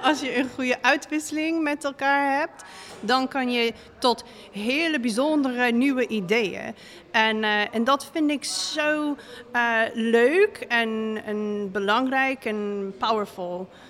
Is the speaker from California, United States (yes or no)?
no; Seattle, Washington, United States; Dutch is a second language; moved away as an adult; also born or lived in Utrecht, Netherlands; now in Breda, Netherlands; ja, ik kom uit Amerika. Ik kom uit Seattle, Washington. En ik ben hier nu in Breda bijna vier jaar. Ik ben wel bezig met Nederlands leren 15 jaar